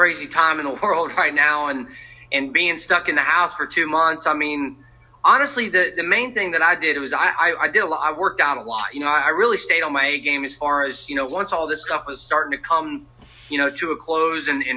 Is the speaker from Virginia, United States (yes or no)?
yes; Colonial Heights, Virginia, United States; moved away; I'm from Colonial Heights, Virginia, so I'm a Virginia boy